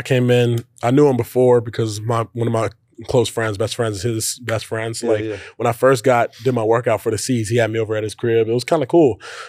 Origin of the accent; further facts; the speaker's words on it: Charlotte, North Carolina, United States; I grew up watching Kemba in Charlotte, North Carolina.